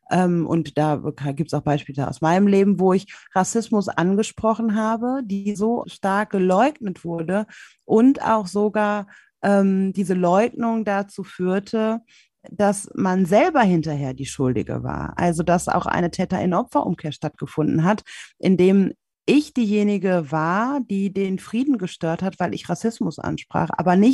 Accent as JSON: {"language": "German", "country": "Germany", "tie": "born there", "first_language": "German", "said": "Ich komme aber aus Deutschland. Ich bin in Deutschland geboren, ich fühle mich deutsch, meine einzige Muttersprache ist Deutsch"}